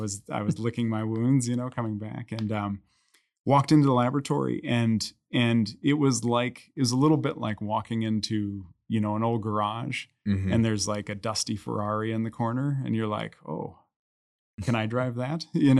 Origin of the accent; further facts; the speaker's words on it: Colorado, United States; So I'm from Colorado. I went back to Colorado.